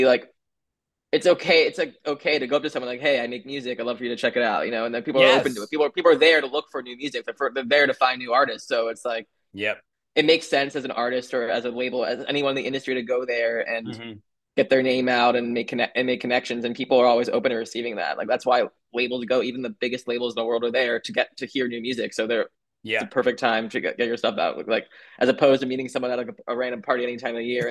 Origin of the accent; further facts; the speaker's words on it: New York City, New York, United States; also born or lived in Miami; I was born and raised here.